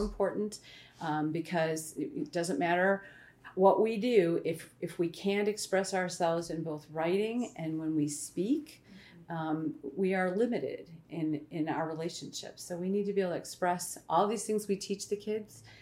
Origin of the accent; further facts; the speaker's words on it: Illinois, United States; moved away as an adult; I am an Illinoisan. Um, I grew up in Illinois, spent most of my life there